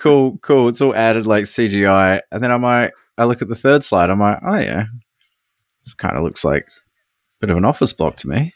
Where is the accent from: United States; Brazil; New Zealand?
New Zealand; East Coast, Gisborne; growing up on the East Coast, New Zealand, we, we grew up with, I don't know, heaps of earthquakes